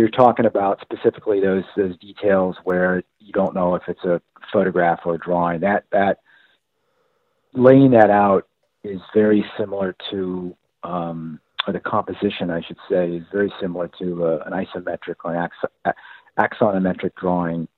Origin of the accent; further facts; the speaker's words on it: Boston, Massachusetts, United States; I grew up in Boston, in Cambridge and Dorchester